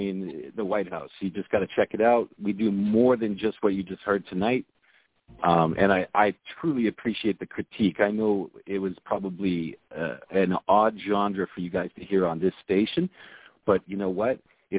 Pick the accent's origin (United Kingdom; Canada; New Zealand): Canada; Toronto, Ontario; we're from the 6. We're from Toronto, Canada.